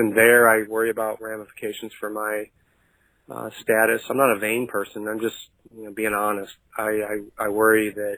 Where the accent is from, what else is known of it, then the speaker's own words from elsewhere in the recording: St. Louis, Missouri, United States; I'm actually from the Lou, but live elsewhere now.